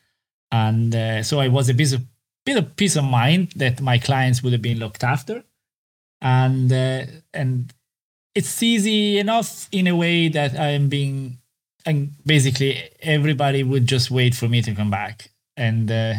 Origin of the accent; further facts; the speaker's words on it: Italy; moved away as an adult; now in Ireland; growing up in Italy